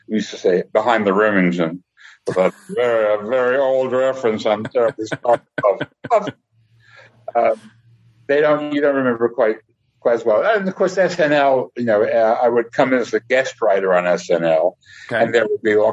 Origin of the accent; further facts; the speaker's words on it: New York, United States; I was another Jew from New York